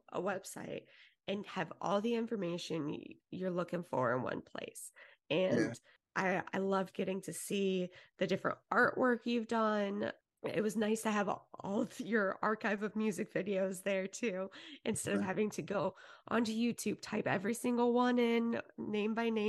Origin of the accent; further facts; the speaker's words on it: Kansas, United States; Growing up in the Midwest, that just wasn't a very plausible avenue.